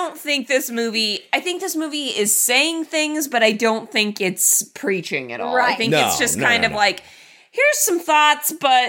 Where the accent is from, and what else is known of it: United States